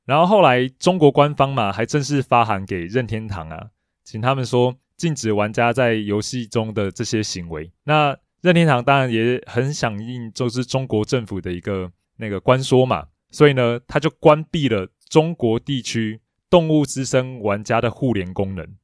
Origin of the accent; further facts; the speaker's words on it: Taiwan; 我们台湾人